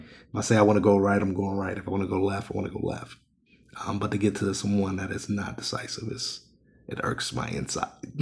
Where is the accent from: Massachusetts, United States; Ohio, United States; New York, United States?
Ohio, United States; I'm born and raised in Ohio